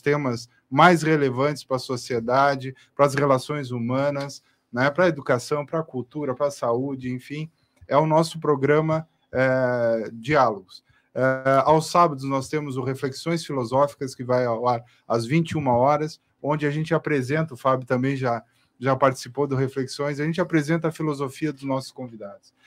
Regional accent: Pelotas, Rio Grande do Sul, Brazil; Eu sou pelotense

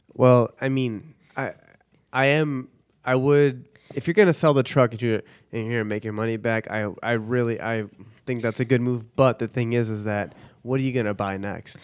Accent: Chicago, Illinois, United States; now in Dallas, United States; I'm from Chicago, but I don't do the cold

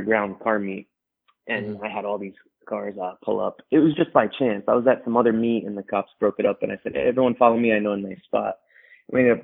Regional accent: New York, United States; moved away as an adult; now in California, United States; I grew up in New York, and I'm a graphic designer originally

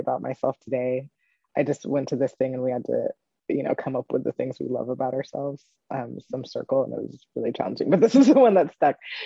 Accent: Pacific Northwest, United States; I grew up in the Pacific Northwest

